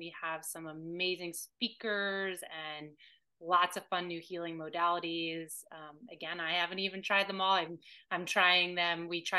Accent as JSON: {"language": "English", "region": "Alabama", "country": "United States", "said": "from Alabama. Come on."}